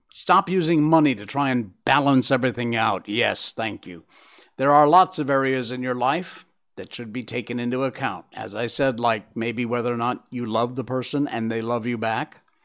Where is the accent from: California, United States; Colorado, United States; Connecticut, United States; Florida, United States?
Connecticut, United States; that's my home state